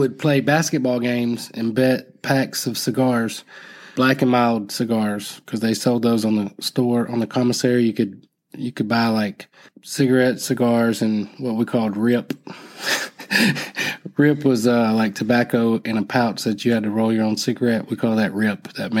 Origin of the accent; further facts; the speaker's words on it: Florida, United States; Homeboys means I'm from Broward County. You're from Broward County. We're homeboys.